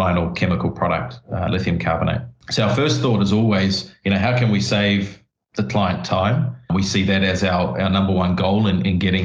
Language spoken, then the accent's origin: English; New Zealand; I grew up in New Zealand